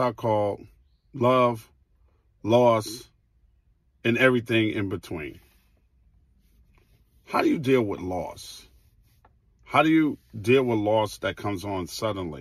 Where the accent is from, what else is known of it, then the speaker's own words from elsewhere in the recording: New York City, New York, United States; I grew up in Queens on 209th Street